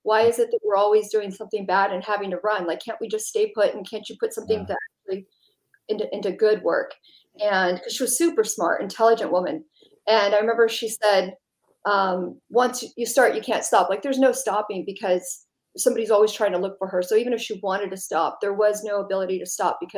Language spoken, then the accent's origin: English; California, United States; also born or lived in Dallas; Lived all over Southern California, Native American reservation, Manzanita, on and off too. But I was born in Dallas, but it was all over.